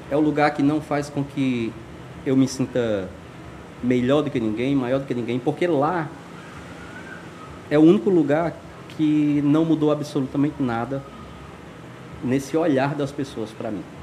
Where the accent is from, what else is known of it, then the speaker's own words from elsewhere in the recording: Alto Santo, Ceará, Brazil; Eu venho de Alto Santo. Alto Santo é uma cidade aqui no interior do Ceará, é uma terra extraordinária, assim, que brota talento.